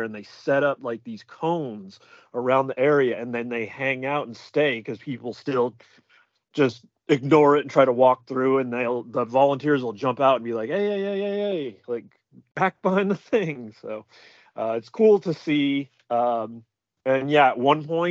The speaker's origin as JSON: {"language": "English", "town": "Reno", "region": "Nevada", "country": "United States", "said": "Nevada and like Reno"}